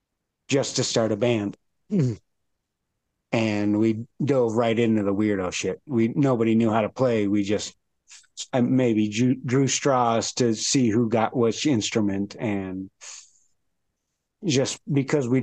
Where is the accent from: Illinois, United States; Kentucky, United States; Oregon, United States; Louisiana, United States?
Illinois, United States; Chicago; moved away as an adult; also born or lived in DeKalb, Illinois; now in Denver, United States; Well, I grew up in Chicago. Was born there. Moved to the suburbs.